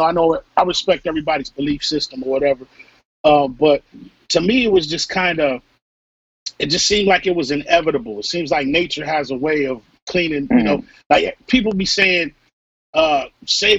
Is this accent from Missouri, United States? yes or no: yes; Missouri, United States; moved away; I'm from Missouri originally, you know, so I grew up hearing all kinds of hateful stuff